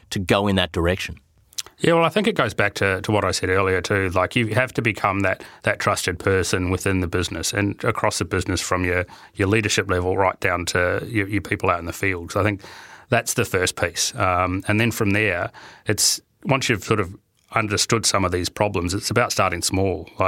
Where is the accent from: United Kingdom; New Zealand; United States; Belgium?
New Zealand; you know, being a Kiwi, it was quite good to see the. Uh, the um, the Kiwi team in the final, even though we didn't do overly well.